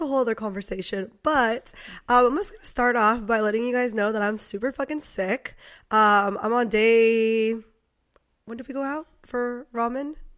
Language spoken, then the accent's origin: English; Poway, California, United States; I grew up in Poway